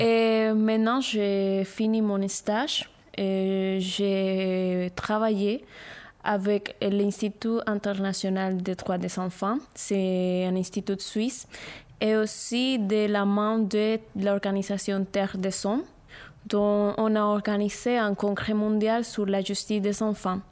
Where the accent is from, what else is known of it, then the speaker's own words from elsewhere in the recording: Barranquilla, Atlántico, Colombia; French is a second language; moved away; notre région, à Gustavo et à moi, qui on vient de Barranquilla, Colombie